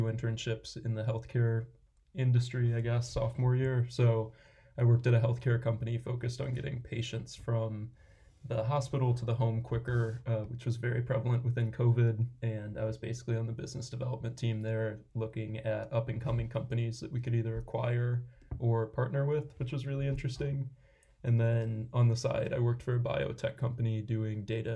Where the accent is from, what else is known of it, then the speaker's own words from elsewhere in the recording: Milwaukee, Wisconsin, United States; also born or lived in Ohio; I'm originally from Milwaukee, and I wanted to go back to Milwaukee